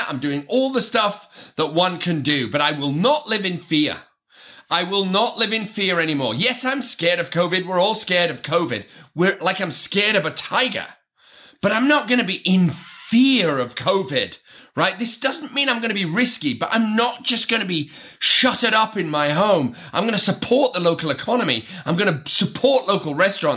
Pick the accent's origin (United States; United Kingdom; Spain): United Kingdom; I am British